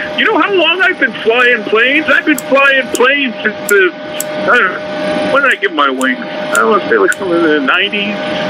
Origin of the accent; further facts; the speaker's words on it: Atlanta, Georgia, United States; I'm from Atlanta.